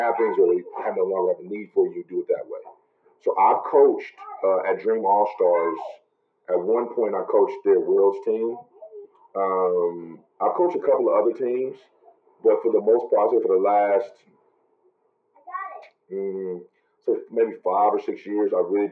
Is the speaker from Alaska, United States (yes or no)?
no; Kansas City, Missouri, United States; I'm originally from Kansas City, Missouri.